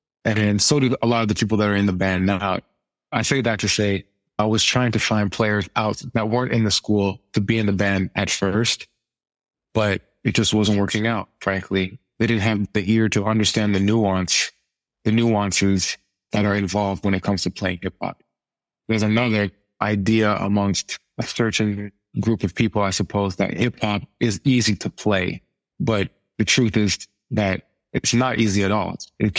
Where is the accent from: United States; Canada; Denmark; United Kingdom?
Canada; Ottawa, Ontario; born there; also born or lived in Europe / Winnipeg, Canada; So I'm originally from, I was born in Ottawa, Ontario, which is the capital of Canada in the East. And I grew up in Europe in my formative years.